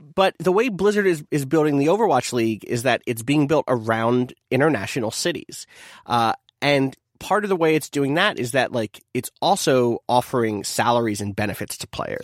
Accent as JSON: {"language": "English", "region": "New Jersey", "country": "United States", "tie": "born or raised there", "said": "I was from South Jersey, which meant I was a Philly fan"}